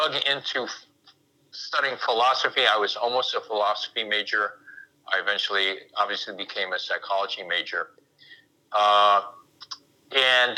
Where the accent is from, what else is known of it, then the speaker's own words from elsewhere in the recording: Chicago, Illinois, United States; I was raised in the Chicago area